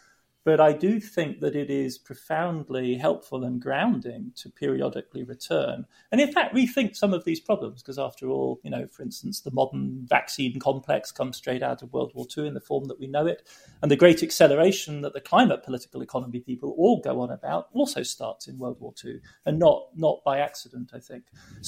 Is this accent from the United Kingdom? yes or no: yes; United Kingdom; as a Brit, somebody interested in economics, you know, I want to be in the Treasury in the UK